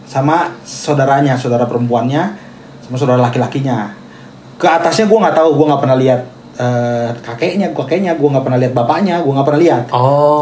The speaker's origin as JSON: {"language": "Indonesian", "town": "Bandung", "region": "West Java", "country": "Indonesia", "tie": "born or raised there", "also_born_or_lived": "Tasikmalaya", "said": "gue lahir di Tasik, besar di Bandung"}